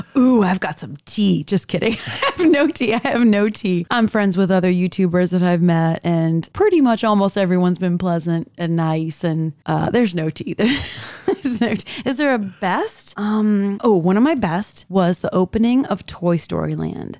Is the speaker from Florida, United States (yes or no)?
yes; Miami, Florida, United States; also born or lived in Orlando; I was born and raised in South Florida